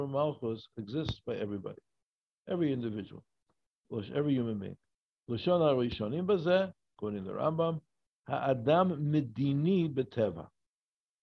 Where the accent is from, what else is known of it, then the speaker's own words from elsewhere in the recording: Chicago, Illinois, United States; moved away; I come from Chicago. He's a big sports town